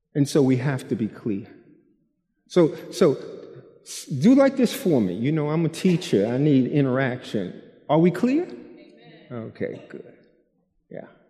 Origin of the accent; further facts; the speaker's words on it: New York, United States; I'm from New York and I teach with my body